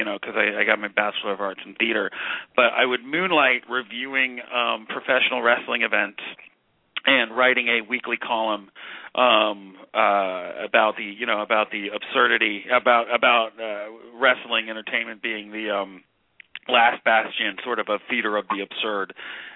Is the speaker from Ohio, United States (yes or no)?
yes; Ohio, United States; moved away; growing up in Ohio